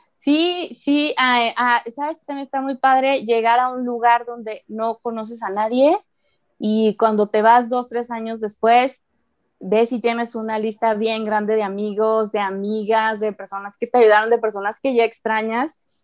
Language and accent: Spanish; Guadalajara, Jalisco, Mexico; moved away as an adult; also born or lived in Manzanillo, Colima; viví en Guadalajara hasta los 22 años